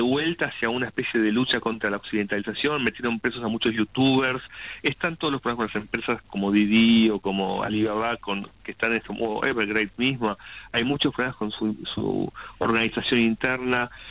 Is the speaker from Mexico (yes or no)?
no; Argentina